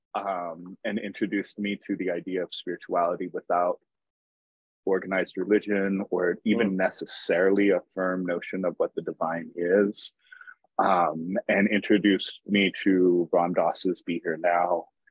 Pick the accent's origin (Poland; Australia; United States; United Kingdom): United States; moved away as an adult; also born or lived in Tacoma, Washington; now in Seattle, United States; I grew up in uh, the desert, actually, in the Mojave Desert